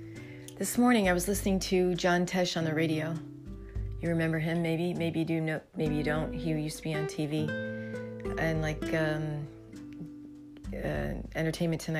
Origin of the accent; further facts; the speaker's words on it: New Jersey, United States; I'm from South Jersey